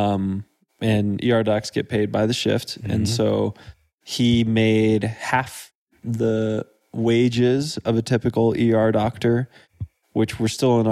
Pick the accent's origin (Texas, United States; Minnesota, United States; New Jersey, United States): Texas, United States; Dripping Springs; now in Durango, United States; I was born in the countryside, half an hour outside of Austin. The closest town was about a 15-minute drive away called Dripping Springs.